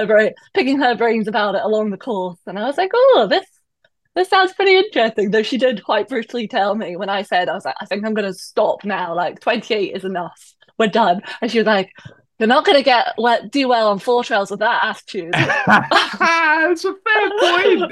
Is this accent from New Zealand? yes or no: no; Perthshire, Scotland, United Kingdom; moved away as an adult; also born or lived in London; now in Hong Kong; I am Scottish, uh, and I'm from originally from Perthshire, so kind of central Scotland, just at the start of the Highlands